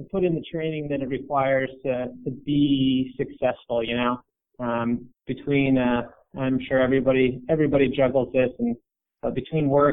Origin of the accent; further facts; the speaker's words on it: Ashland, Oregon, United States; now in Portland, United States; I grew up in Ashland, Oregon